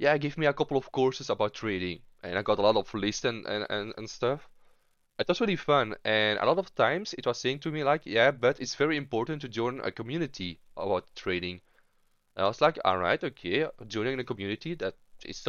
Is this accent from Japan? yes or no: no; Belgium; I am from Belgium